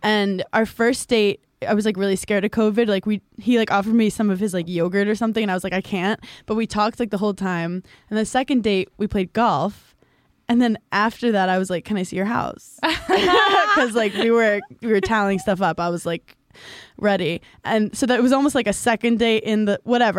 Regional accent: New York City, New York, United States; I grew up in Brooklyn and Park Slope, where it was predominantly Jewish and um, Irish American

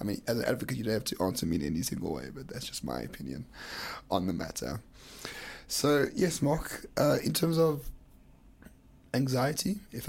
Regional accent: South Africa; I've never been more uncomfortable as a South African than after that vote was passed.

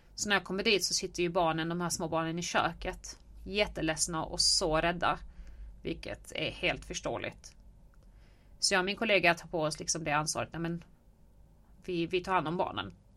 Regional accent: Helsingborg, Skåne, Sweden; jag är uppväxt i Helsingborg på Söder

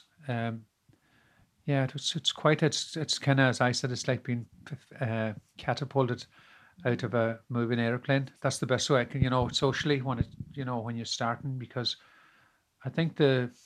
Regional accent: Gweedore, Ulster, Ireland; also born or lived in Dublin, Ireland; now in Galway, Ireland; I'm originally from Gweedore in County Donegal, which is a countryside

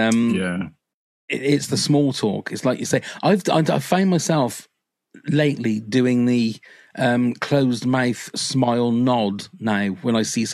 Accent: United Kingdom; being British

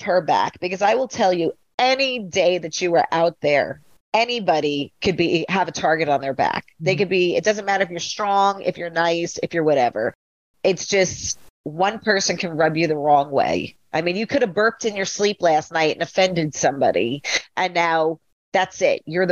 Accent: Long Island, New York, United States; I am from Long Island

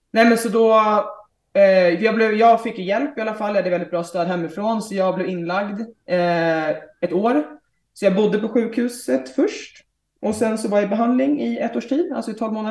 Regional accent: Stockholm, Stockholm County, Sweden; Ja, men precis. Eh, vi har flyttat tillbaka för, vad blir det, sju månader sedan, sex månader sedan. Så jag har inte bott i Stockholm på ett tag.

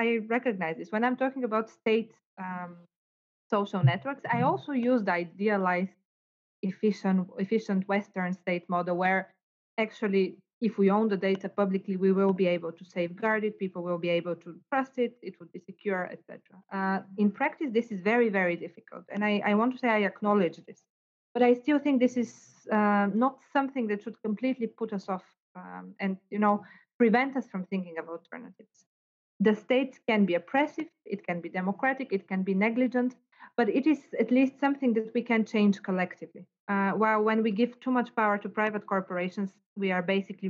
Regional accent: Bulgaria; now in Cambridge, United Kingdom; in Bulgaria, where I come from

